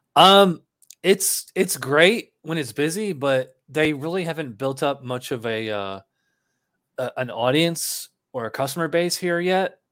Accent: Schenectady, New York, United States; moved away as an adult; also born or lived in Albany, New York / Guilderland, New York; now in Florida, United States; I'm from Schenectady, and then, uh, right before I moved to Florida, I spent the last eight years in, uh, Albany

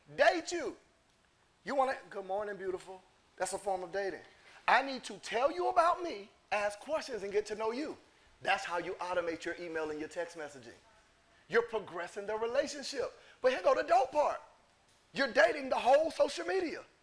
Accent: Lynn Haven, Florida, United States; I'm from Florida. Lynn Haven to be exact

